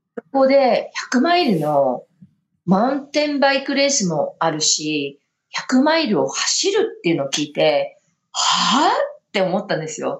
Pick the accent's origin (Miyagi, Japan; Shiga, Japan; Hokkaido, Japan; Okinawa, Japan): Hokkaido, Japan; Sapporo; now in Colorado, United States; 札幌の出身なんですけど